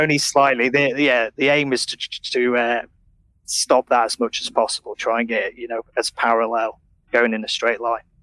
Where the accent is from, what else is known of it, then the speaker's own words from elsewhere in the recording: Sheffield, Yorkshire and the Humber, United Kingdom; now in Manchester, United Kingdom; I'm from Sheffield